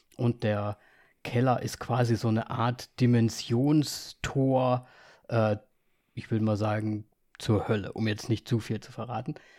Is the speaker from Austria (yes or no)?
yes; Vienna, Austria; moved away; meiner Geburtsstadt war. Ich war in Wien